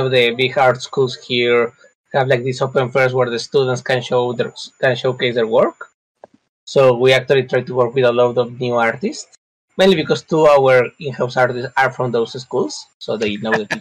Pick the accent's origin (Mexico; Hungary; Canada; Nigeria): Mexico; I'm from Mexico.